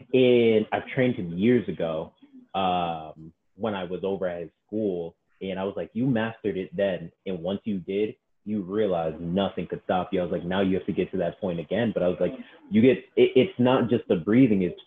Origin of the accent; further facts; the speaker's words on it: Boston, Massachusetts, United States; I'm Black growing up in Boston